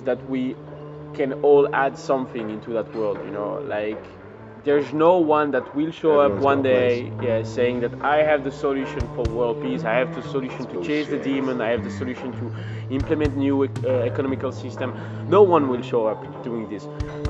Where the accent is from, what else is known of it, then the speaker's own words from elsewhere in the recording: Belgium; From Belgium, the kingdom of Belgium, my man.